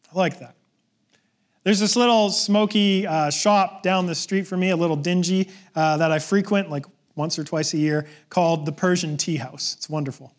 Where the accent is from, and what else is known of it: Canada